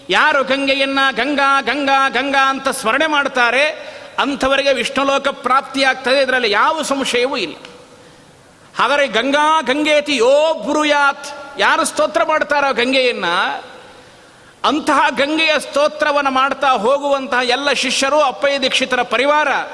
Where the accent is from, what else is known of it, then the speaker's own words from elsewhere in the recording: Galagali, Karnataka, India; ನಮ್ಮ ಊರಿನೊಳಗೆ ಗಲಗಲಿಯಲ್ಲಿ